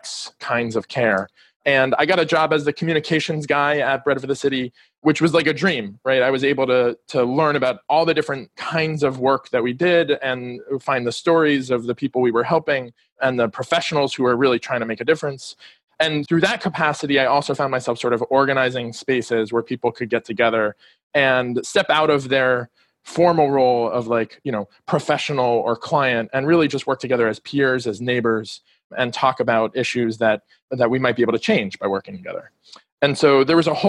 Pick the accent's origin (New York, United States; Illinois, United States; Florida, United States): Florida, United States; Miami; moved away as an adult; also born or lived in District of Columbia; I grew up here in Miami and recently moved back.